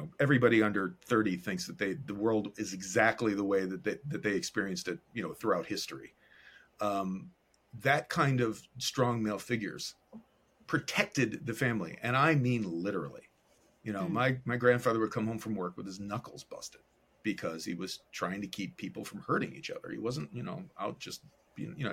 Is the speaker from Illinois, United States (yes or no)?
yes; Chicago, Illinois, United States; I was born in the South Side of Chicago to two Chicago public school teachers